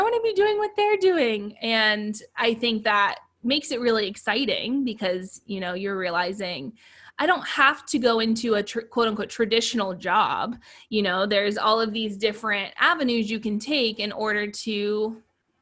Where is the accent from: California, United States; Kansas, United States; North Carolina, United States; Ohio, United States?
Ohio, United States; moved away as an adult; also born or lived in Hawaii; I did my first 2 years in Ohio, which is where I'm from. I'm originally from Ohio